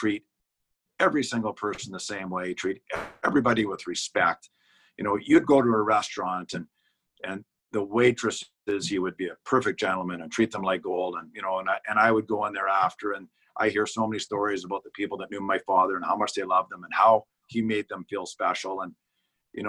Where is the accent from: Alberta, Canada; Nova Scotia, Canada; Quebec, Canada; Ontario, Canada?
Alberta, Canada; Edmonton; moved away as an adult; also born or lived in Vancouver / Seattle; now in Saskatoon, Canada; I grew up in Edmonton and then have been in Saskatoon since 1983. And this is my home now